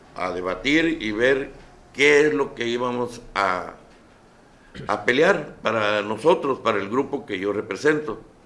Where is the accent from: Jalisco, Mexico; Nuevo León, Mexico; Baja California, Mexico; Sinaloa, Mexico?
Sinaloa, Mexico; Rosario; Tengo muchos amigos aquí en Esquinapa a pesar de que soy de Rosario